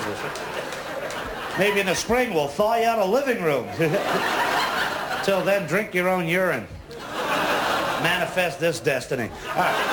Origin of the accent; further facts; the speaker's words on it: Montreal, Quebec, Canada; first language English; I'm originally from Montreal. I'm a Quebecer. I'm an English-speaking Quebecer.